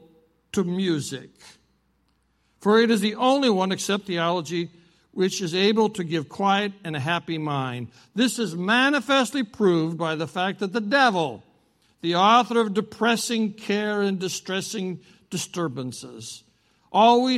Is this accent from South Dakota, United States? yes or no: yes; South Dakota, United States; I'm from South Dakota. I was raised on a ranch and farm.